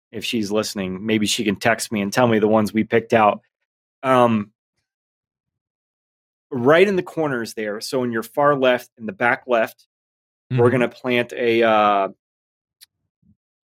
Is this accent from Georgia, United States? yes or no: yes; Atlanta, Georgia, United States; now in Utah, United States; Atlanta, Georgia. Born and raised. SEC country